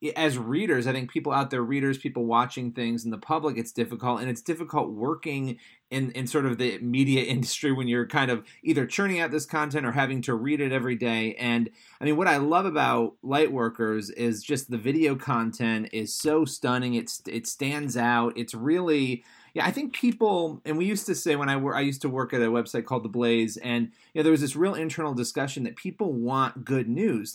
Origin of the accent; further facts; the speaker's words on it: New York, United States; I'm a New Yorker